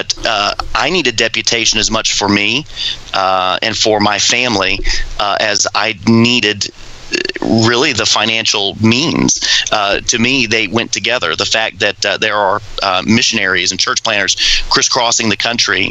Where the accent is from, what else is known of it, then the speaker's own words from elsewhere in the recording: Florida, United States; moved away as an adult; we're from Florida